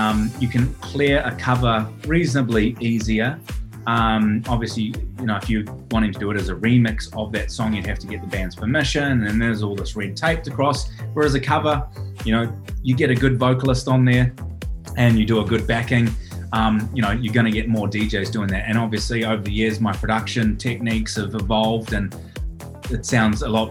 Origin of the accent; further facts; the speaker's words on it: Auckland, New Zealand; moved away as an adult; also born or lived in Middle East; now in Australia; I grew up in Auckland, New Zealand